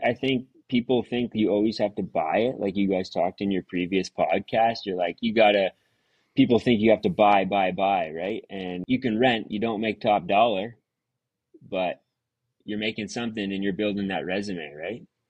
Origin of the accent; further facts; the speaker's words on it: Stouffville, Ontario, Canada; I was born and raised in uh, Stouffville, um, small town at the time of growing up